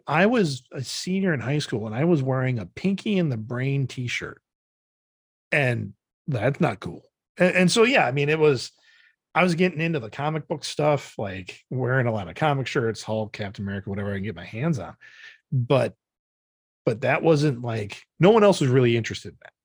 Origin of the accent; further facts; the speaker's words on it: Janesville, Wisconsin, United States; moved away; growing up, um, we'd drive around Janesville with my dad